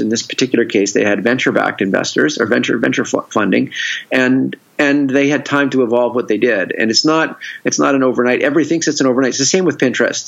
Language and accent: English; Victoria, British Columbia, Canada; now in San Diego, United States; I'm originally I'm originally from Victoria, from Canada